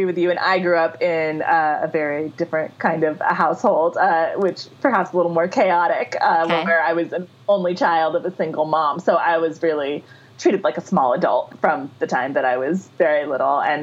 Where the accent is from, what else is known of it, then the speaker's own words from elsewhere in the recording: Montclair, New Jersey, United States; I grew up in Montclair, New Jersey, which is a phenomenally liberal and diverse town